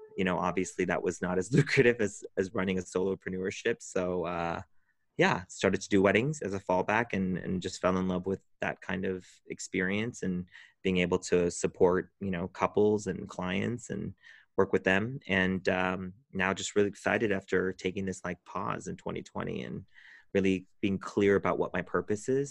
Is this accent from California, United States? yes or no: yes; Orange County, California, United States; moved away as an adult; now in West Hollywood, United States; I'm from Orange County, California, and moved up to West Hollywood about twelve years ago